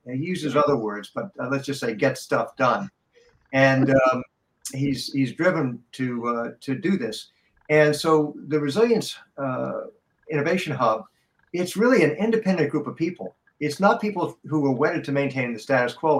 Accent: Boston, Massachusetts, United States; I come from Boston.

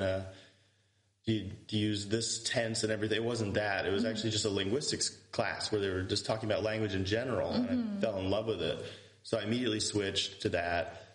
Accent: Yuma, Arizona, United States; first language English; also born or lived in St. Louis, Missouri / Houston, Texas; now in Tauragė, Lithuania; I was born in St. Louis, Missouri. And then when I was really little, my family moved to Yuma, Arizona

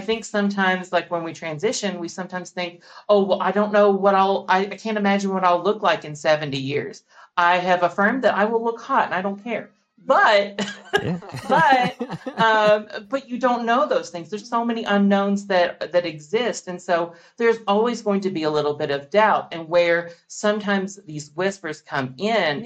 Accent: Kentucky, United States; growing up in the South, I feel like, um, especially in, in, Kentucky

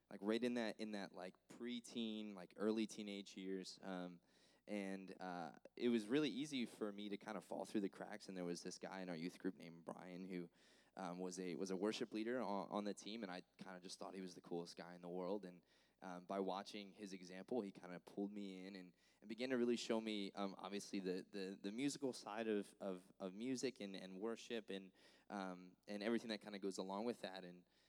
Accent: Florence, New Jersey, United States; Yeah, so I'm originally from Florence, New Jersey, so from the north.

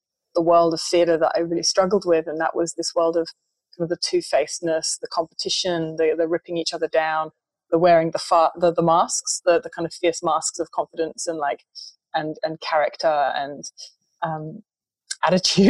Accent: England, United Kingdom; in my culture, which I was brought up in England

